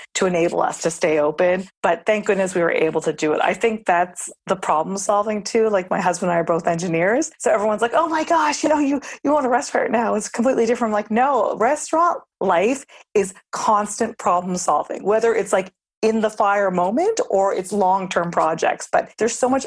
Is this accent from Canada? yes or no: yes; Nova Scotia, Canada; now in New York City, United States; I'm born and raised in Nova Scotia, Canada